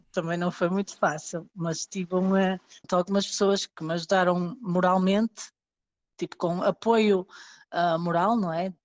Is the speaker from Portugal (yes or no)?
yes; Portugal; moved away as an adult; now in England, United Kingdom; sou portuguesa